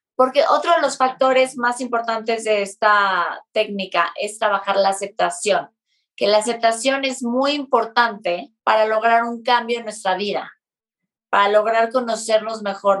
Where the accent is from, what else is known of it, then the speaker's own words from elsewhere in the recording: Mexico City, Mexico; nosotros que somos de la Ciudad de México